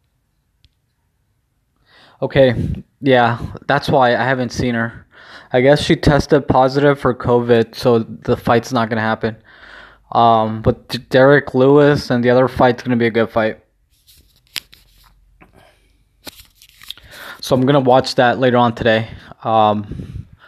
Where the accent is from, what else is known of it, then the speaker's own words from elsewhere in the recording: Mexico; mine obviously has the flag of Mexico